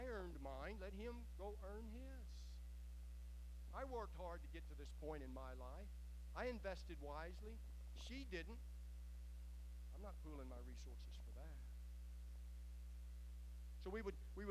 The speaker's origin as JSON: {"language": "English", "country": "United States", "said": "as American believers"}